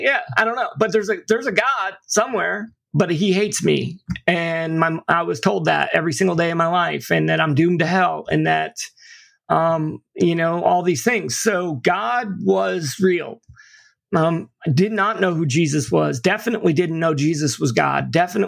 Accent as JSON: {"language": "English", "town": "St. Petersburg", "region": "Florida", "country": "United States", "lives_now": "Tampa, United States", "said": "And I'm not from Tampa. I live here now, but at the time I'd never been here. I was from St. Pete, which is on the other side of the bridge."}